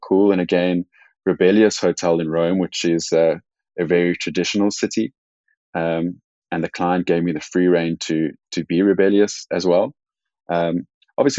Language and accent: English; South Africa; I am South African